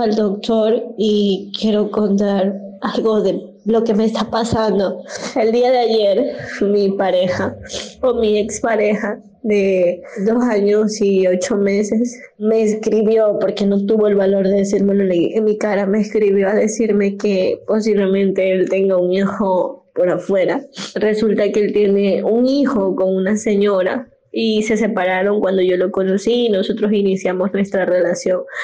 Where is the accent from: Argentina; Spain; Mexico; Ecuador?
Ecuador; Soy de Ecuador